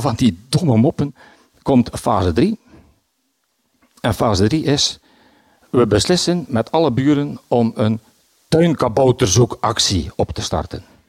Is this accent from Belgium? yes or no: yes; Bruges, Flanders, Belgium; Ik ben van Brugge. Ik woon in de Sint-Hubertuslaan.